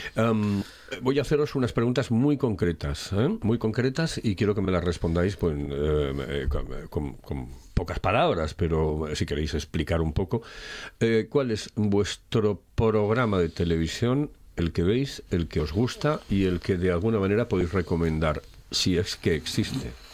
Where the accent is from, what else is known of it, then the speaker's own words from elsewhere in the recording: Asturias, Spain; somos tan, tan asturianos